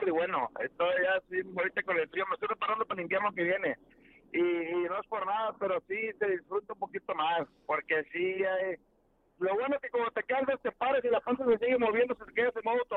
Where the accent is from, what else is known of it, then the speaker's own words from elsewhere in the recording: McAllen, Texas, United States; De aquí de McAllen, Texas.